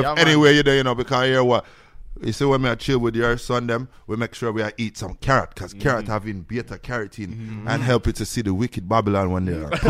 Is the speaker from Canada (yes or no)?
no; Jamaica; I'm a Jamaican.